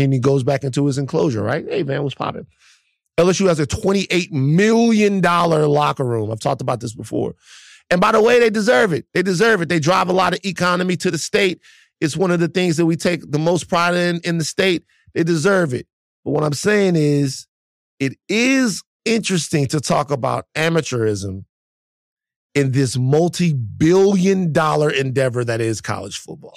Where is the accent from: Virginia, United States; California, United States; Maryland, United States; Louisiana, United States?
Louisiana, United States; Baton Rouge; moved away; I'm from South Baton Rouge, Louisiana, where L S U is.